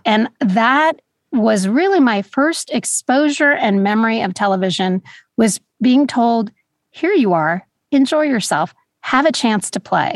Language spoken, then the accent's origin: English; Los Angeles, California, United States; also born or lived in New York; I grew up in Los Angeles, I really feel like Los Angeles is more of home